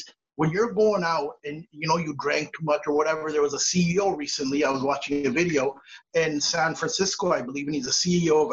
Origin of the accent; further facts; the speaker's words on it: Canada; as a Canadian